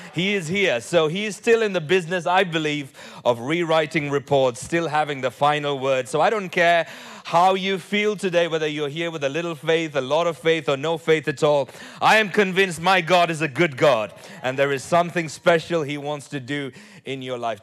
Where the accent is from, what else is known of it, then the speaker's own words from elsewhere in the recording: Nigeria; I was born in Nigeria